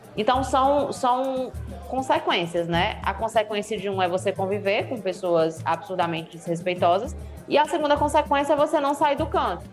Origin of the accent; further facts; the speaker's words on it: Northeast Region, Brazil; accent: nordestino; eu sou mulher e eu sou nordestina, né? O meu sotaque chega antes que qualquer coisa que eu fale